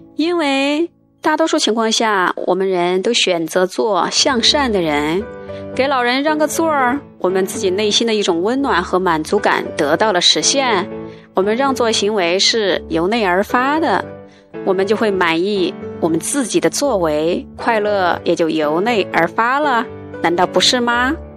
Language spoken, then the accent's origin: Chinese; China; now in Beijing, China; 我们中国人